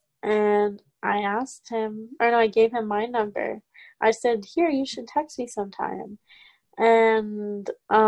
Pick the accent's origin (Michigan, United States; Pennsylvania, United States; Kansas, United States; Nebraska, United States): Nebraska, United States; I was in Nebraska. I'm from Nebraska